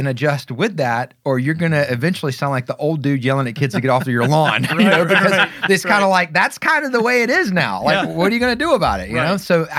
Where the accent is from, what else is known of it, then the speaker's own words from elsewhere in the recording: the South, United States; I grew up in the South and I've moved around all over the place.